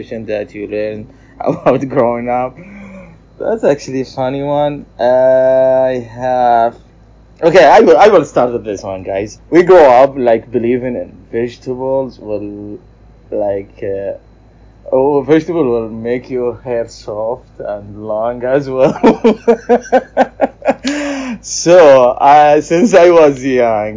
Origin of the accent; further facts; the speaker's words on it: Tabuk, Tabuk Province, Saudi Arabia; from Saudi Arabia, from Tabuk City